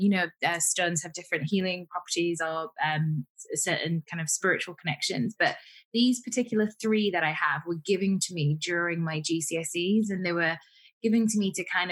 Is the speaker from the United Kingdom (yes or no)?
yes; Huddersfield, Yorkshire and the Humber, United Kingdom; I grew up in Yorkshire, where a town called Huddersfield, which I thoroughly enjoyed